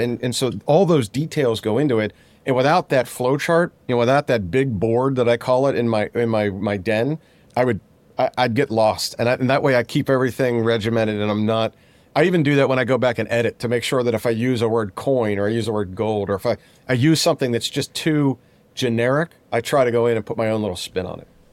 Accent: Pittsburgh, Pennsylvania, United States; I'm from Pittsburgh

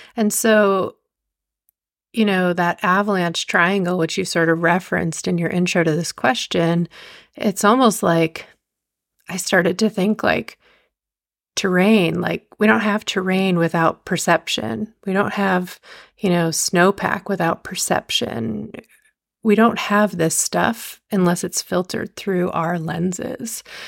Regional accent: just outside New York City, United States; moved away as an adult; also born or lived in Montana; I grew up just outside New York City

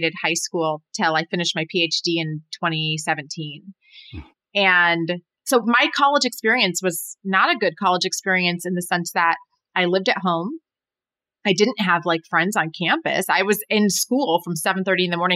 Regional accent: Berrien Springs, Michigan, United States; also born or lived in Indiana; I'm from Berrien Springs, Michigan, which is, a small town

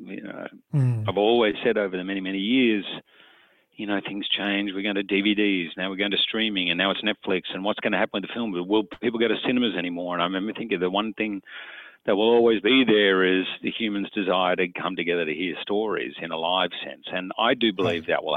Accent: Australia; now in New York City, United States; in Australia, we're complete snobs, coffee snobs

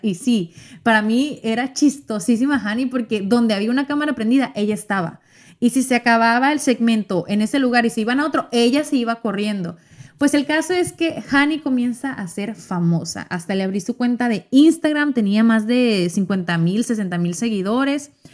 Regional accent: Mexico; yo soy mexicana

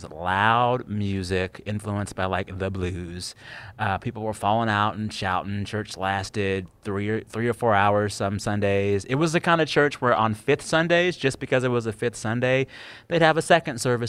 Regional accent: Seguin, Texas, United States; also born or lived in San Antonio, Texas; I'm from San Antonio, the Superior Texas city. Well, Seguin, Texas, to be exact, but I claim San Antonio

